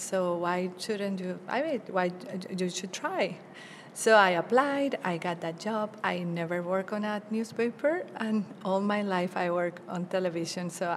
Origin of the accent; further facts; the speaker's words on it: Bogota, Colombia; first language Spanish; English is a second language; moved away as an adult; also born or lived in Florida, United States; now in United States; I started my career in my hometown, Bogota, capital of Colombia